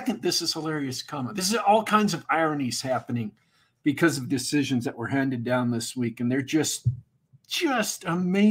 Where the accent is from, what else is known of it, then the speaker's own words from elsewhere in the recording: United States; I am American